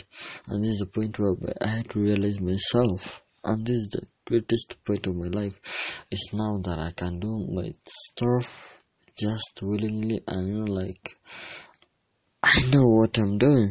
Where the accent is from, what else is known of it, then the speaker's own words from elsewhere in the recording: Kenya; I'm from Kenya, East Africa